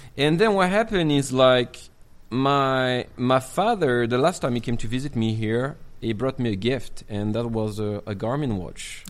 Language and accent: English; Marseille, Provence-Alpes-Côte d'Azur, France; English is a second language; now in Chongqing, China; I'm from Provence. You know, uh, Marseille